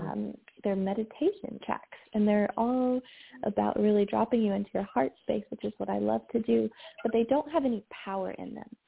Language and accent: English; the South, United States; And I grew up in the South and I'll talk more about that later probably.